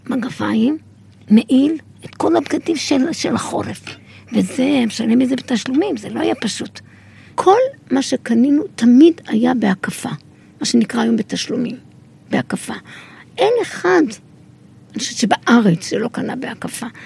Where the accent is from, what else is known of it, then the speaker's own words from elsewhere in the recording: Kiryat Shmona, Northern District, Israel; אני זוכרת שקריית שמונה היו השיכונים שאנחנו גדלנו בהם, והיו וילות, קוטג'ים.